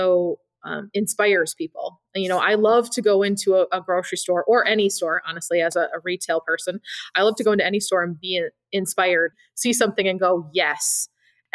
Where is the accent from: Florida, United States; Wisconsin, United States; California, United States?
Wisconsin, United States; Madison; born or raised there